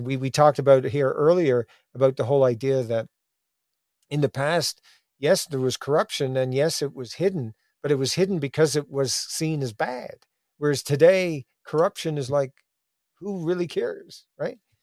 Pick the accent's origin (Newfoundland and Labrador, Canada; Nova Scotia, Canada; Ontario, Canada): Newfoundland and Labrador, Canada; my growing up in Newfoundland